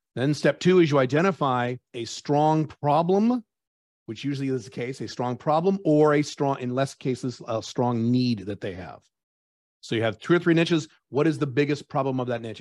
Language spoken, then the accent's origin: English; United States; moved away as an adult; now in Dubai, United Arab Emirates; I'm an American by birth, but I have residency of five different countries, and I live in Dubai